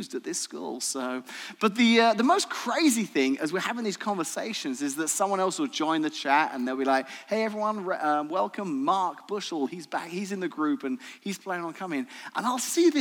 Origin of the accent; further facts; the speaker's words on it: England, United Kingdom; moved away as an adult; now in Washington, United States; I was born in the tropical island of Great Britain, actually England